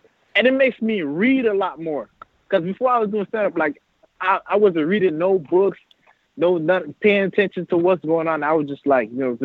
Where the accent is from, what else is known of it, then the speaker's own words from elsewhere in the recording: Miami, Florida, United States; I grew up in Miami, Florida, you know, born and raised in the state